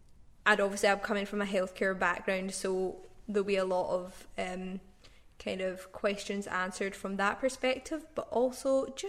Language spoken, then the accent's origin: English; Glasgow, Scotland, United Kingdom; also born or lived in Aberdeen; We're both from the Glasgow area.